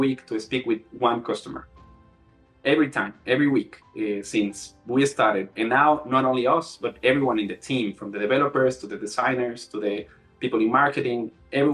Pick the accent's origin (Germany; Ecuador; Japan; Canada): Ecuador; moved away as an adult; also born or lived in Melbourne, Australia; I'm originally from Ecuador